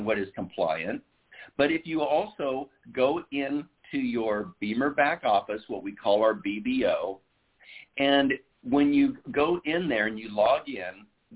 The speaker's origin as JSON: {"language": "English", "region": "Iowa", "country": "United States", "tie": "born or raised there", "moved": "yes", "lives_now": "Southern California, United States", "said": "I was born and raised in Iowa"}